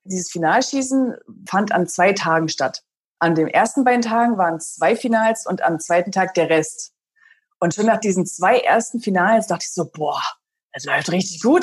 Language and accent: German; Berlin, Germany; Und Berlin ist ja meine Heimat